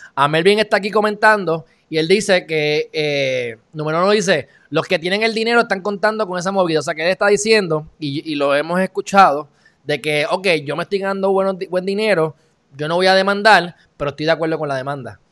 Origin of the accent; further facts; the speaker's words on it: Puerto Rico; como puertorriqueño